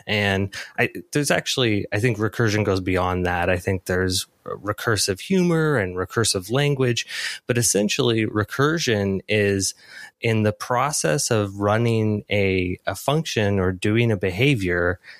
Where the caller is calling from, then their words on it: Toronto, Ontario, Canada; I am calling in from Toronto